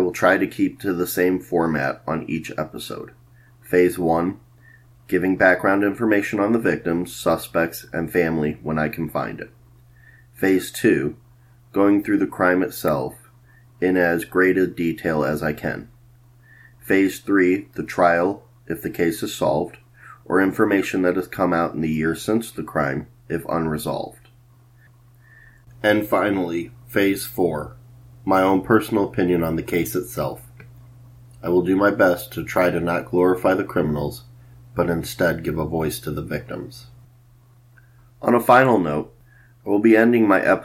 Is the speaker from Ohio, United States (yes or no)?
yes; Cleveland, Ohio, United States; now in Columbus, United States; I was born in Cleveland, Ohio. I currently reside in Columbus, Ohio